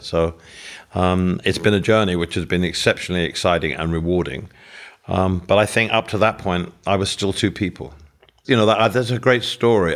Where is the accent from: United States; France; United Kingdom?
United Kingdom; England; living in England